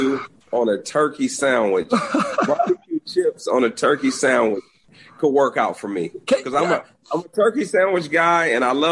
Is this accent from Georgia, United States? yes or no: no; Detroit, Michigan, United States; I live in Detroit, which I think is important. This is my hometown.